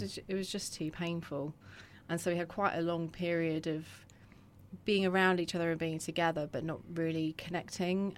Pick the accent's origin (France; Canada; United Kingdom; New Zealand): United Kingdom; Croydon, London; also born or lived in Purley; I grew up in Croydon